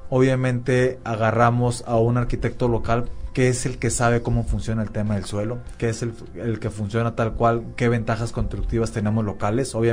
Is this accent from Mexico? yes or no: yes; Monterrey, Nuevo León, Mexico; also born or lived in Querétaro; now in Mérida, Mexico; yo vengo de Monterrey, viví en la ciudad de Querétaro, una ciudad también muy, muy rentable, pero nada comparable a lo que tenemos aquí en Mérida.